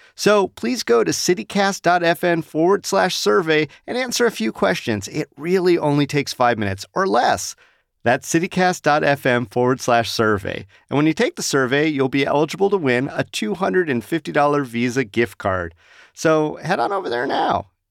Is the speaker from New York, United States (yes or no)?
no; Las Vegas, Nevada, United States; Growing up in Las Vegas